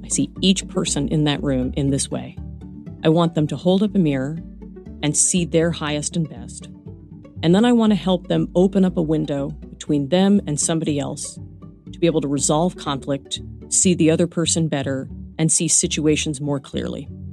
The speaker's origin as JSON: {"language": "English", "town": "New York City", "region": "New York", "country": "United States", "tie": "born or raised there", "also_born_or_lived": "New Jersey", "moved": "as an adult", "said": "I was born in Brooklyn. I am a lifelong New Yorker"}